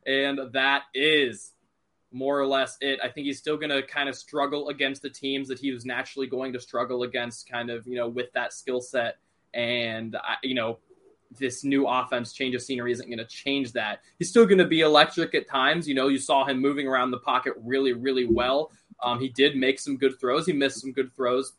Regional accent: Cincinnati, Ohio, United States; I'm from the Cincinnati area

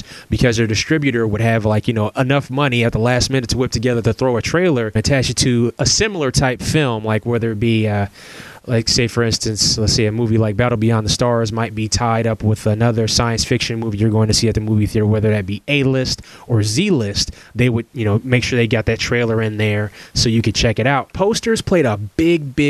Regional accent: Middletown, United States; my hometown of Middletown

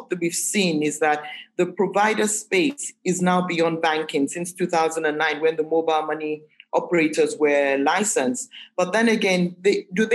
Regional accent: Nigeria; as Nigerian and as Nigerianness as we can get, we're still a very heterogeneous society in general

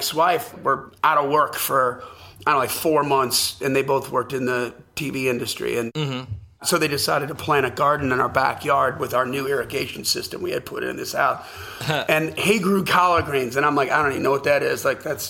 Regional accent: Wisconsin, United States; moved away; also born or lived in Los Angeles; I grew up in Wisconsin.

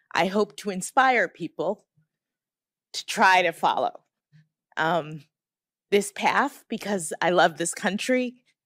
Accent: Miami, Florida, United States; moved away as an adult; also born or lived in Boston; I'm from Miami, Florida

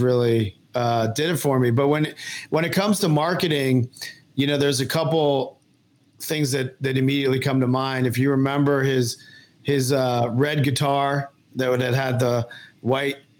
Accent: Virginia, United States; I grew up in Virginia

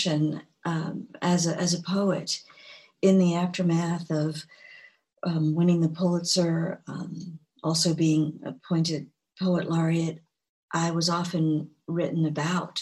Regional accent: Gulfport, Mississippi, United States; moved away; also born or lived in Georgia; my hometown in Gulfport, Mississippi

